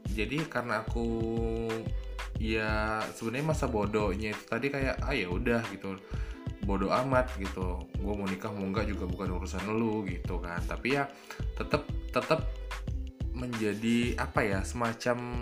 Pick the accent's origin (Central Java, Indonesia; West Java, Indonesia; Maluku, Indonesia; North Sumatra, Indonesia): North Sumatra, Indonesia; accent: Javanese Medan; moved away as an adult; now in Medan, Indonesia; aku anak daerah yang merantau ke Medan jadi daerah asli aku itu kalau naik kereta api itu perjalanannya dari Medan ke kabupaten kota itu sekitar 6 jam